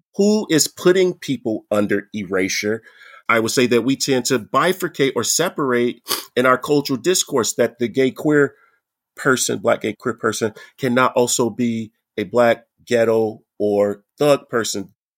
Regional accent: United States; now in Canada; I'm an American, right, in Canada

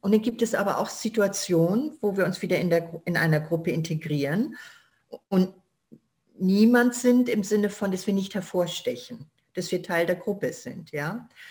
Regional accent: Germany; ich bin da, wo ich herkomme, ich bin Deutsche

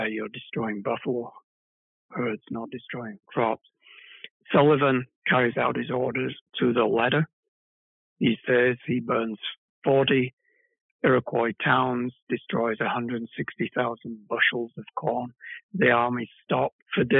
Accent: United Kingdom; now in United States; being a British person living in the United States

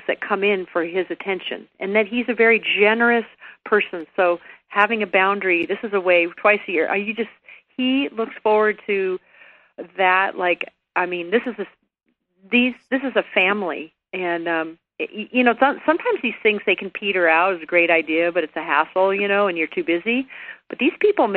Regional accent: La Jolla, California, United States; now in Santa Barbara, United States; I grew up in La Jolla, California. I was a beach girl.

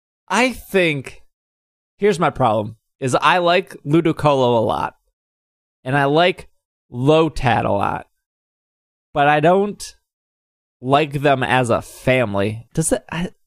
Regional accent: Southington, Connecticut, United States; I am from Southington, Connecticut.

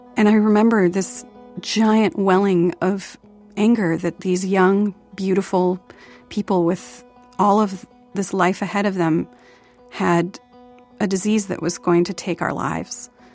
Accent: Portland, Oregon, United States; growing up in Portland

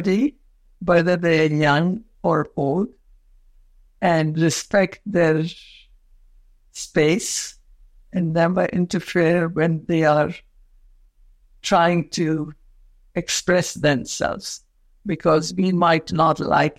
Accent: Quetta, Balochistan, Pakistan; I was born in a province which was part of India, Pakistan, and Afghanistan, a small town named Quetta

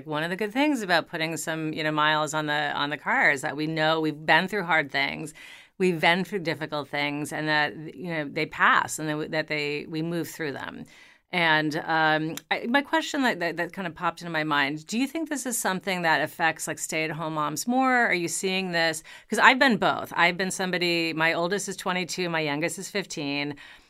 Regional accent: New York, United States; You know, I am a New Yorker. I have lived in New York.

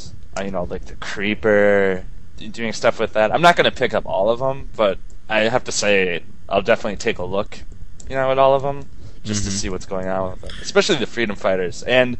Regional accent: Wisconsin, United States; I'm from Wisconsin, so I love cheese.

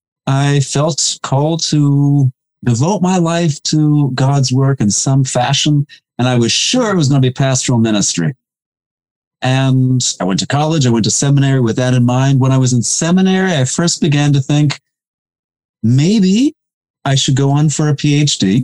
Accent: New Jersey, United States; I grew up in New Jersey

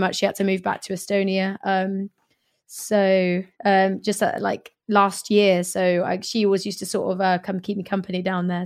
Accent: Swindon, South West England, United Kingdom; also born or lived in Hackney, London / Greenwich, London; now in London, United Kingdom; my hometown of Swindon

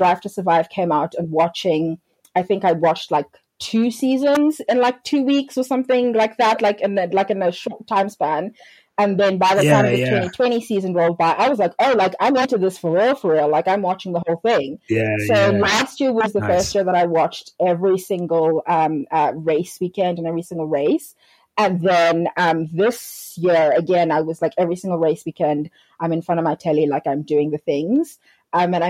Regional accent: South Africa; born or raised there; also born or lived in Edinburgh, Scotland

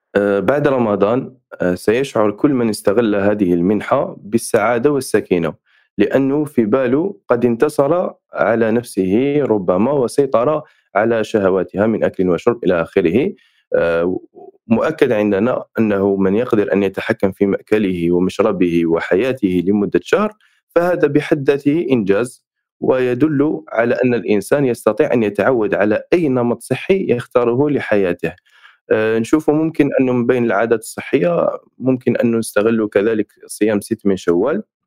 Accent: Algeria; عندنا في الجزائر

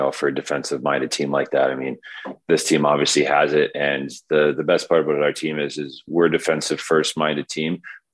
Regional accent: Caledonia, Ontario, Canada; also born or lived in Stoney Creek, Ontario; I grew up playing AAA in Stony Creek and then moved and played Junior C in Caledonia, my hometown

